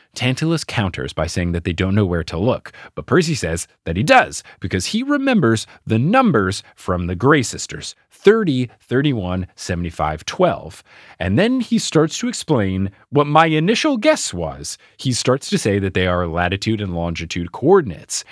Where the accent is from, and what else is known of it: United States